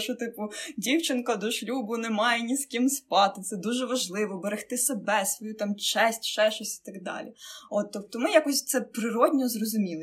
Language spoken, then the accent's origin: Ukrainian; Mykolaiv, Mykolaiv Oblast, Ukraine; Я вірменка за національністю. От і, хоча я там народилася, вижила в Миколаєві